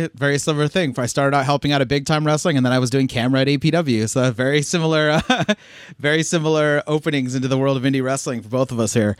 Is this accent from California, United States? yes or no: yes; San Jose, California, United States; I myself born on East Side Drive over there in the East Side